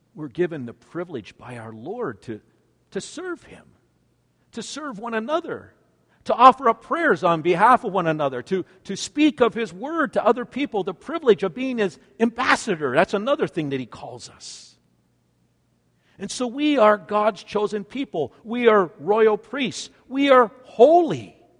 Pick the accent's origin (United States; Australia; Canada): Canada; I'm a Canadian. for I was born in Canada